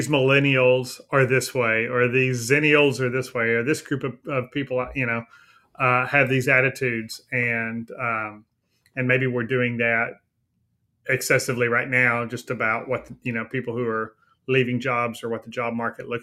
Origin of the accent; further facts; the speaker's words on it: Texas, United States; I'm from Texas